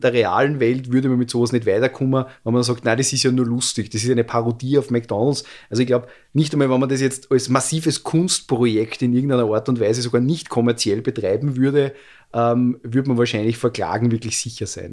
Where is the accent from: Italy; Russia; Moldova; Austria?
Austria; bei uns in Österreich